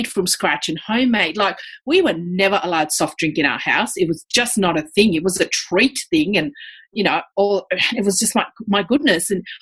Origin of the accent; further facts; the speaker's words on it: India; now in Australia; my diet in India was basically plant-based.